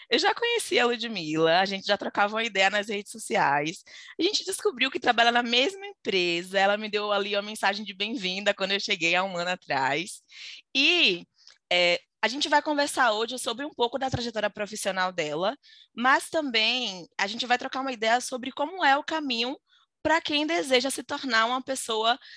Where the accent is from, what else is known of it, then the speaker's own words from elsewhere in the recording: Bahia, Brazil; eu sou baiana